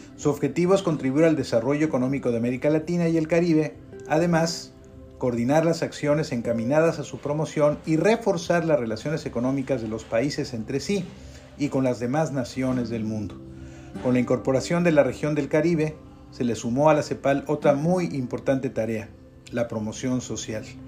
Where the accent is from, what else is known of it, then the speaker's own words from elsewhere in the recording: Mexico; somos los mexicanos